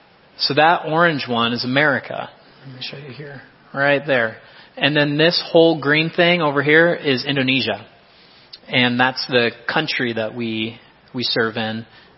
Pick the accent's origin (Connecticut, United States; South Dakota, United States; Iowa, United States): Iowa, United States; You know, I'm from Iowa. I'm sorry. I don't have Missouri's comparison here.